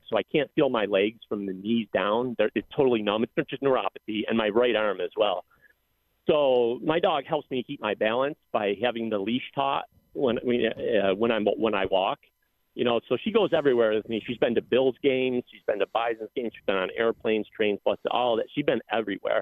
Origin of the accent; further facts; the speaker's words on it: Lockport, New York, United States; now in Buffalo, United States; I moved back to Buffalo, where I'm from Lockport